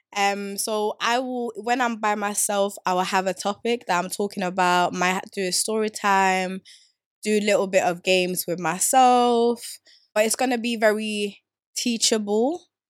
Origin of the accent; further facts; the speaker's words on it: Stockholm, Stockholm County, Sweden; moved away as an adult; now in England; I grew up in Sweden, Stockholm, south of South.